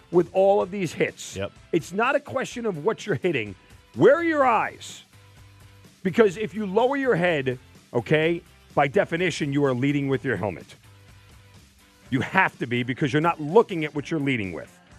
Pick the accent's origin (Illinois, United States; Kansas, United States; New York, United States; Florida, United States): New York, United States; Long Island; growing up in Long Island